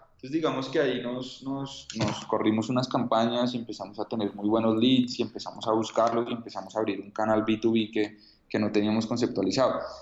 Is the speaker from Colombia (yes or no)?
yes; Colombia; soy un emprendedor colombiano